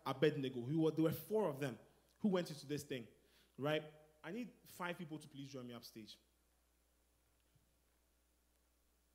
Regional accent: Ghana; moved away; I'm from Ghana

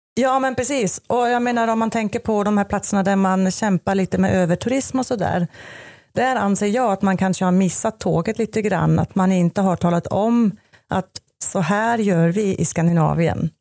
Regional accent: Switzerland; moved away as an adult; now in Sweden; jag är född och uppvuxen i Schweiz och gjorde en klassisk resebyråutbildning där nere

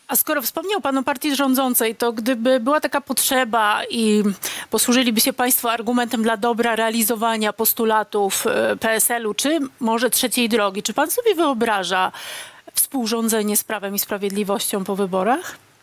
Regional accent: Silesian Voivodeship, Poland; Też jestem ze Śląska

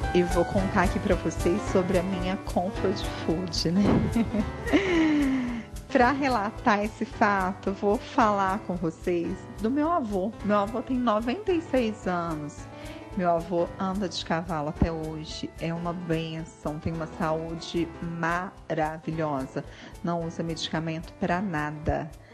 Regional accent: Bom Jesus da Penha, Minas Gerais, Brazil; also born or lived in Uberlândia; Eu nasci em Uberlândia, mas muito jovem fui para Bom Jesus da Penha e daí fui morar num sítio, né, na roça

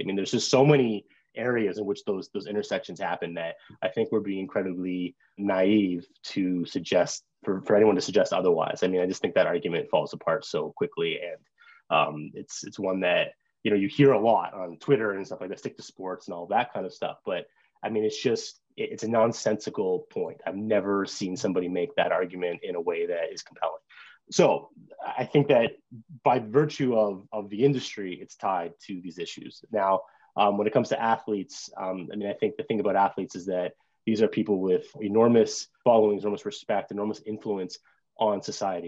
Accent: Brampton, Ontario, Canada; moved away as an adult; I grew up in Brampton, which is one of the most diverse hockey or diverse cities in, in Canada.

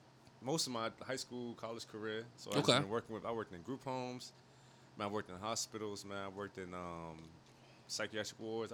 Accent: Highland, United States; I'm not from Baltimore like y'all, but I'm from Highland.

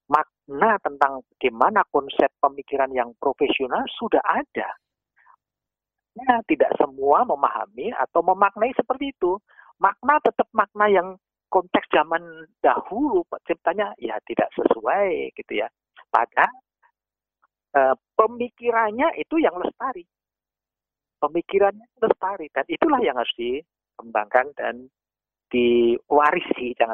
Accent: Java, Indonesia; saya ambil saja Jawa saya sebagai orang Jawa

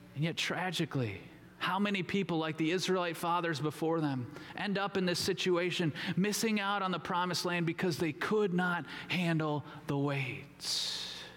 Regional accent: Minnesota, United States; I grew up in Minnesota

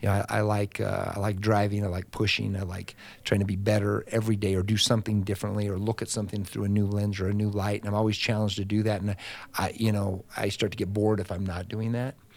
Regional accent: Austin, Nevada, United States; moved away; I'm from Austin, Nevada

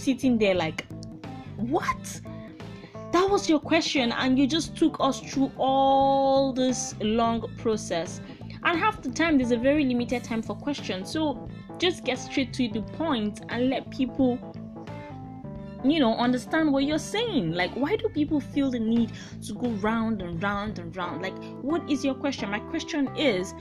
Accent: Nigeria; I'm Nigerian

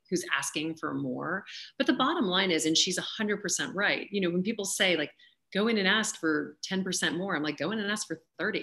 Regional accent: Louisiana, United States; I grew up in Louisiana

